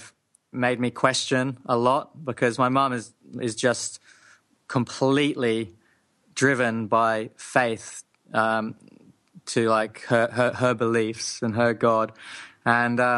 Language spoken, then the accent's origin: English; Hong Kong, then England, United Kingdom; also born or lived in Japan; I grew up in Hong Kong, then England